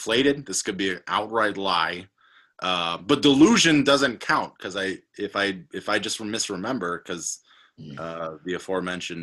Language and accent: English; Western New York, United States; moved away as an adult; also born or lived in Dunkirk, New York / Buffalo, New York; now in Milwaukee, United States; I was working at my hometown newspaper at the time after college